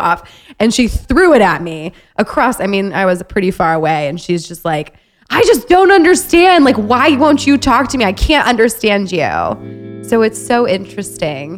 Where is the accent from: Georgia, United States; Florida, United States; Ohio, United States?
Ohio, United States; moved away as an adult; now in Chicago, United States; I'm originally from Ohio, from a small town that has about 30,000 people